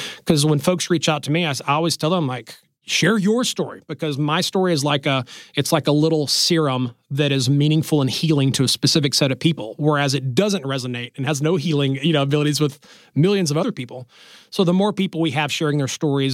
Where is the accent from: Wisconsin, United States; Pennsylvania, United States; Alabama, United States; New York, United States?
Alabama, United States; I grew up in Alabama